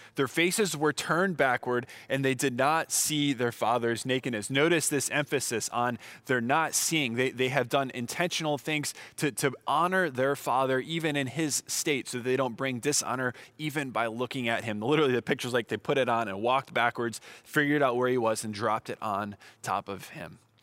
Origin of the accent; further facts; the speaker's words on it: Southern California, United States; I'm from Southern California